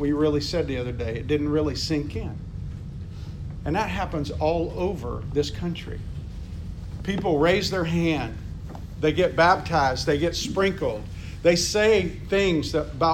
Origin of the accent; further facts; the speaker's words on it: United States; I'm from America